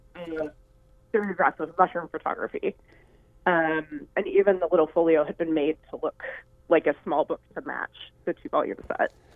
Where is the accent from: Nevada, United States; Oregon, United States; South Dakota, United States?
Oregon, United States; Hood River; I'm from Hood River, Oregon, originally.